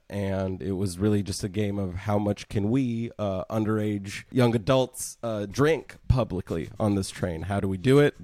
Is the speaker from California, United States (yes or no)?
yes; Bay Area, California, United States; moved away as an adult; also born or lived in Missouri; I grew up in the Bay Area